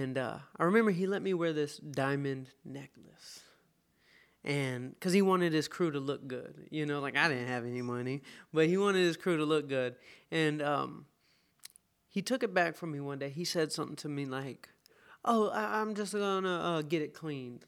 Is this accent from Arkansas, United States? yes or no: no; Atlanta, Georgia, United States; moved away as an adult; now in California, United States; I am from Atlanta, Georgia. I grew up, uh, in Shambly, and, um, Atlanta is my hometown.